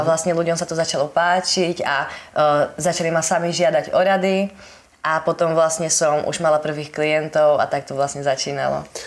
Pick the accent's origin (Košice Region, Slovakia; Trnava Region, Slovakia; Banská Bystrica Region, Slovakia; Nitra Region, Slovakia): Trnava Region, Slovakia; Holíč; pochádzam z Holíča